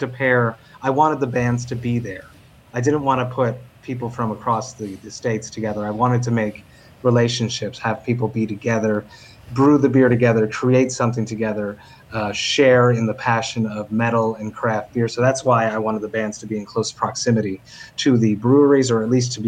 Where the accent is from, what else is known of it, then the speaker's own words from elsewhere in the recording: Quebec, Canada; Quebec where I'm from